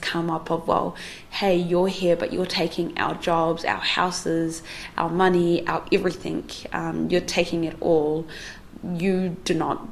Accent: New Zealand; I am also a Kiwi person

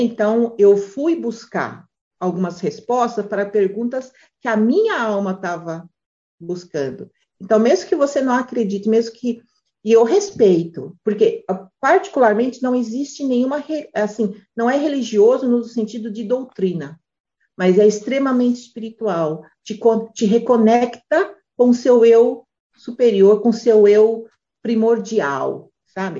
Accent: Brazil; moved away; a gente é brasileiro

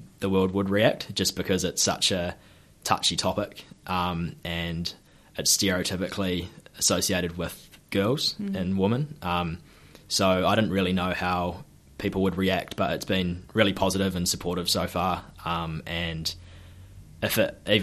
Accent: Hawke's Bay, New Zealand; also born or lived in Gisborne; I'm born and bred in Hawke's Bay and spent a bit of time in Gisborne as a kid as well

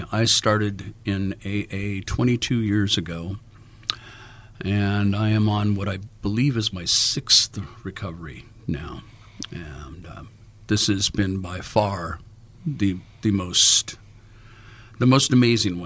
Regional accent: Los Angeles, California, United States; Born and raised in Los Angeles as a musician.

